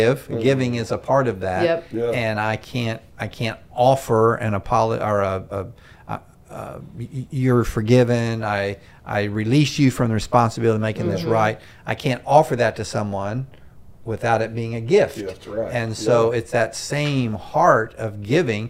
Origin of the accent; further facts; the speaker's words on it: Myrtle Beach, South Carolina, United States; I grew up in Myrtle Beach, South Carolina